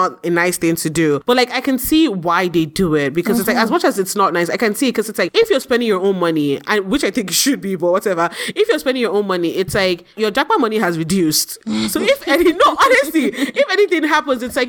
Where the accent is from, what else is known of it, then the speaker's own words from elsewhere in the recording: Nigeria; as a Nigerian